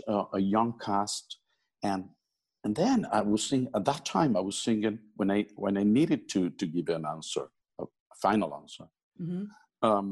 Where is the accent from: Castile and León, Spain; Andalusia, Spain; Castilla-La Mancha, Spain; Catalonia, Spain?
Andalusia, Spain; Málaga; I was growing up, I was singing in some of the choruses in Malaga, my hometown